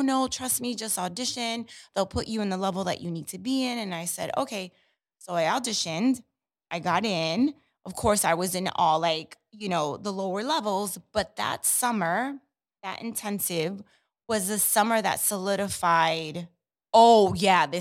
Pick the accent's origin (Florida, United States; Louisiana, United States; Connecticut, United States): Connecticut, United States; Hartford; moved away as an adult; now in New York City, United States; I grew up in Hartford, Connecticut.